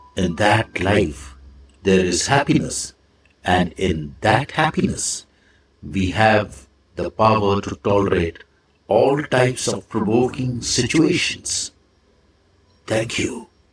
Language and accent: English; India; I am the Indian monk